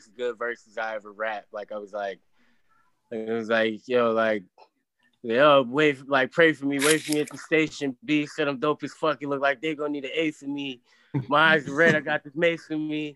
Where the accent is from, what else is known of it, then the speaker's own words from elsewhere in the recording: Virginia, United States; I'm from the South